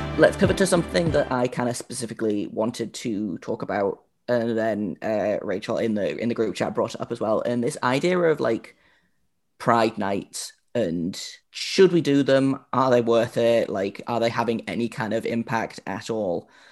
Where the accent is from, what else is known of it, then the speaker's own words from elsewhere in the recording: United Kingdom; I am the only, uh, British host on the Locked On Podcast Network